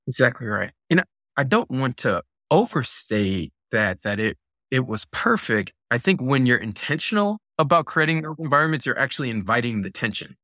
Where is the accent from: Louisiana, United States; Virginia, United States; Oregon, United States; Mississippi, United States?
Virginia, United States; Virginia Beach; also born or lived in Buffalo, New York; when I was eight year eight years old, uh, my family moved to Virginia Beach, and I grew up in Virginia Beach